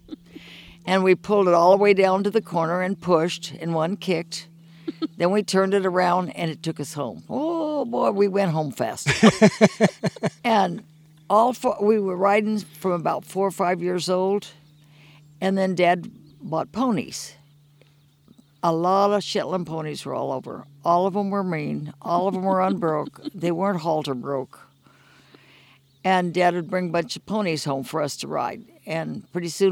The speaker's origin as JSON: {"language": "English", "town": "Bakersfield", "region": "California", "country": "United States", "tie": "born or raised there", "said": "I was born and raised right here in Bakersfield"}